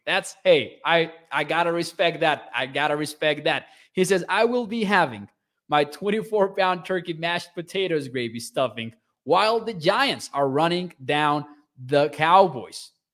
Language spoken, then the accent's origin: English; Mexico; I am from Mexico.